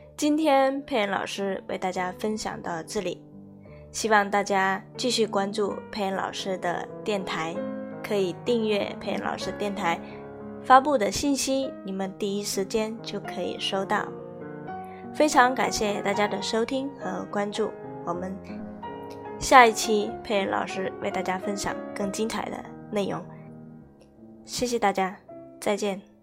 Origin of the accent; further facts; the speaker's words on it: China; 身为中国人